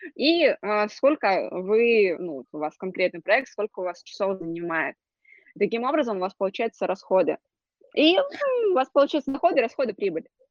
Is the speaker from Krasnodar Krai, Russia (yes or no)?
yes; Krasnodar Krai, Russia; я из Краснодарского края, у нас достаточно обширно